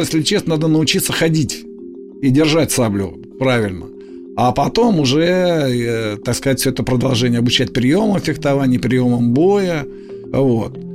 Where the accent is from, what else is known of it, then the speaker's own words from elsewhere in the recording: Moscow, Russia; Я москвич, да. И где-то в 57 году наша семья из пятикомнатной переехала